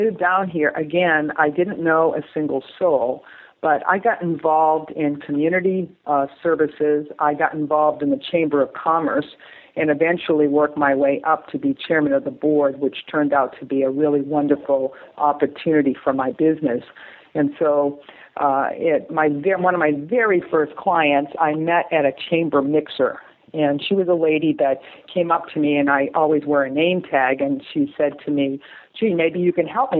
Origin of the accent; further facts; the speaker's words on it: New England, Massachusetts, United States; moved away as an adult; now in Thousand Oaks, United States; I grew up in New England and Massachusetts